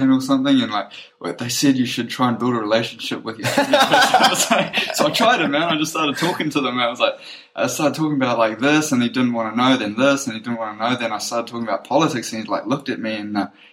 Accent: New Zealand; I'm like, New Zealand.

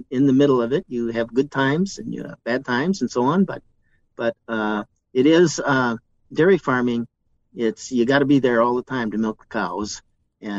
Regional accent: Fond du Lac, Wisconsin, United States; born or raised there

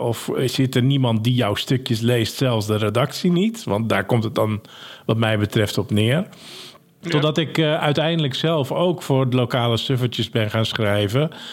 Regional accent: Ursem, North Holland, Netherlands; also born or lived in Hensbroek; Ik ben geboren in Ursem

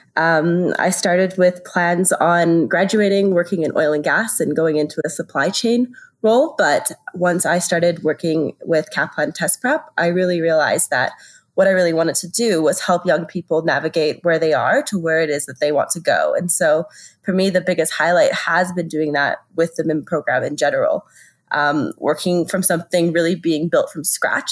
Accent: Canada; moved away as an adult; now in France; I'm originally from Canada, which is where I studied

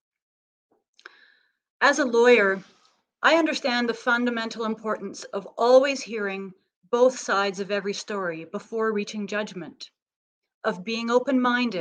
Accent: Canada; as a Canadian

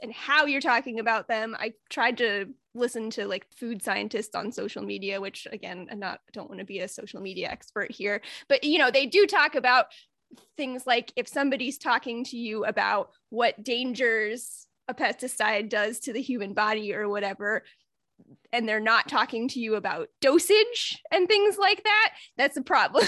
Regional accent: Midwest, United States; I'm from the Midwest.

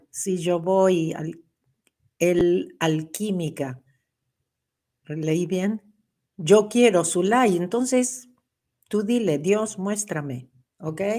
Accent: Mexico; Soy de México.

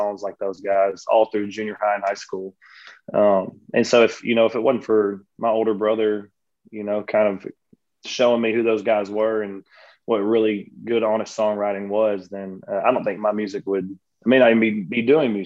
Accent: Texas, United States; my home state

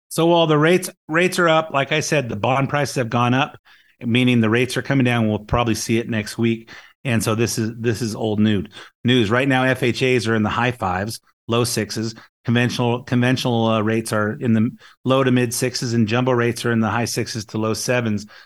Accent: Lakewood, California, United States; I grew up in Lakewood, in uh, the Long Beach area, L.A. County

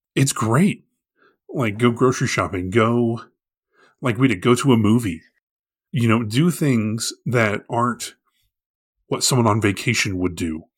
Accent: Arlington, United States; growing up in Arlington, we have a very large Indian population

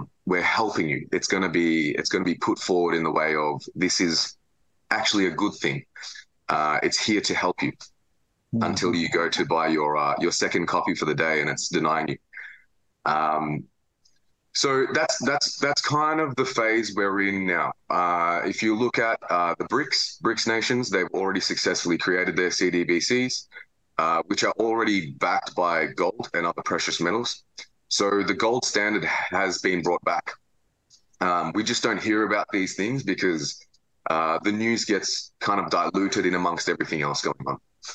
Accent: Melbourne, Victoria, Australia; I'm from Melbourne, Australia.

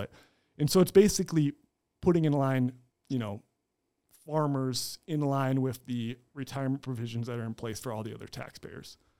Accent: Fort Dodge, Iowa, United States; I'm born and raised in Fort Dodge

